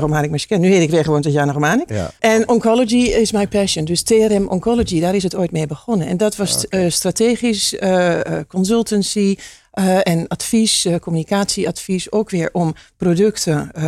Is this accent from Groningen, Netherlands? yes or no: no; Hengelo, Overijssel, Netherlands; ik kom uit Hengelo.